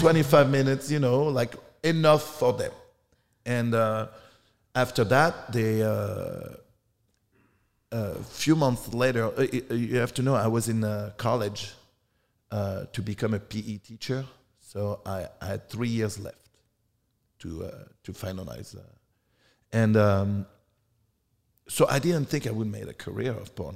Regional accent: France; moved away; I'm from France.

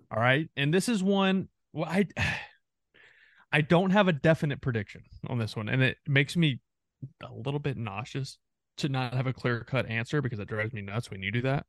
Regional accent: three hours from Arlington, Texas, United States; I grew up three hours from, from Arlington

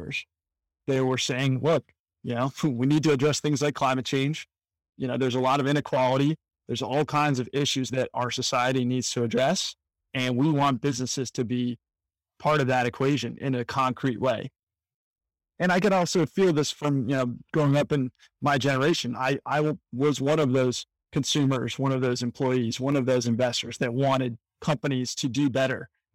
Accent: Washington, District of Columbia, United States; I was working at a company called EverFi in my hometown of Washington, D.C.

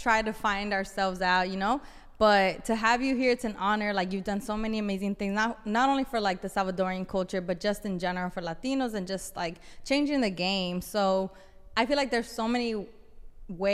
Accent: Los Angeles, California, United States; growing up in South Central LA and LA in general, in areas in LA that are underserved

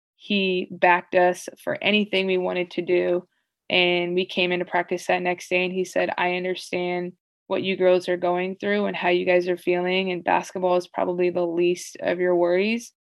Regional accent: United States; also born or lived in Greece / Italy / Spain; As an American, even though I was technically a European player

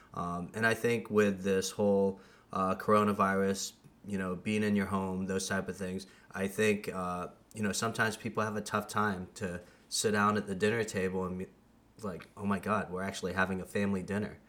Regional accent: United States; I'm from the States

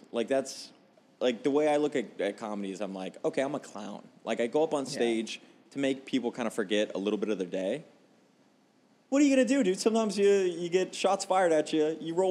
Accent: Homestead, Florida, United States; moved away as an adult; now in Phoenix, United States; I grew up in a Homestead, which is the place that was destroyed by Hurricane

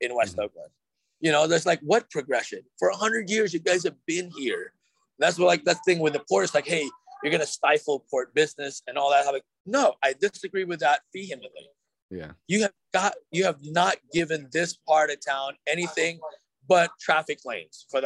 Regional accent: Philippines; I was like, "Yes, I'm Filipino."

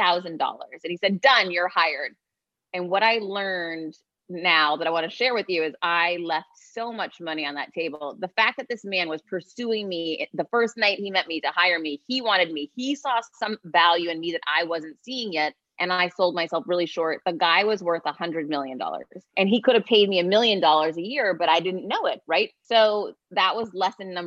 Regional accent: Worcester, Massachusetts, United States; now in Miami, United States; I'm from Worcester, Massachusetts, originally. Now I live in Miami, Florida

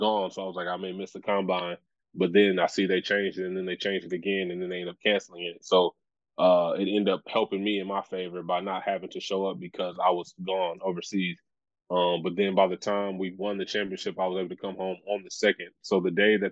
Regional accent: Dallas, Texas, United States; I'm from Dallas.

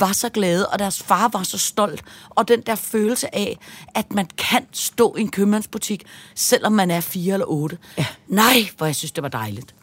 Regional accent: Denmark; jeg er fra Danmark

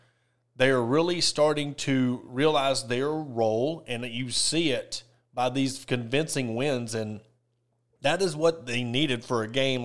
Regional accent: Ozark, Arkansas, United States; I'm going to give a shout out to my hometown, you know, … from Ozark

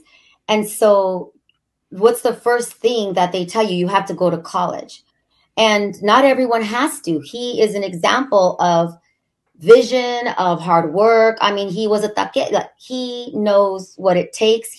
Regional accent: Pico Rivera, California, United States; I'm from Pico Rivera, East LA.

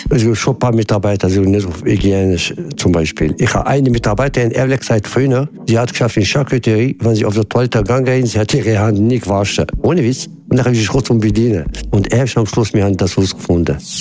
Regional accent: Casablanca, Casablanca-Settat, Morocco; now in Switzerland; ich komme ursprünglich aus Marokko, aus Casablanca

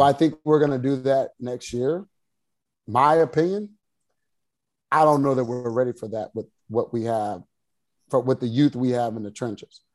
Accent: Waco, Texas, United States; I grew up in the Waco area

